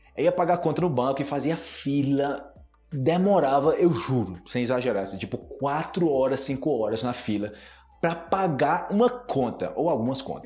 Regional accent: Brazil

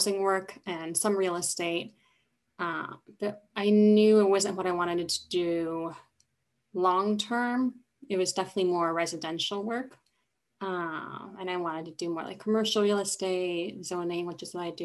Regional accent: California, United States; now in Boston, United States; I am originally from California

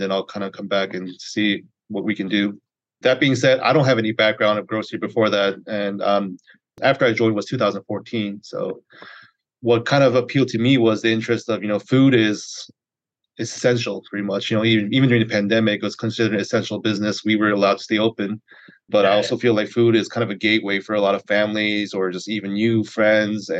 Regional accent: Greensboro, North Carolina, United States; now in Charlotte, United States; I grew up in Greensboro, North Carolina

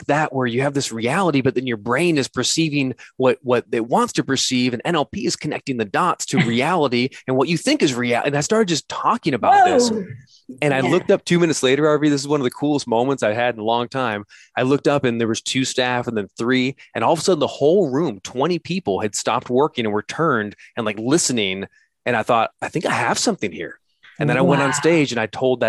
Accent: United States; I'm an American who's dead broke

